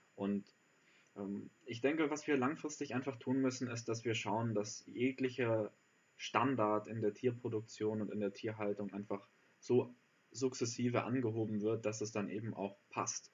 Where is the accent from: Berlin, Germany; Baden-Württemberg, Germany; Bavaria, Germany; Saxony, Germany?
Bavaria, Germany; Allgäu; da wo ich herkomme im Allgäu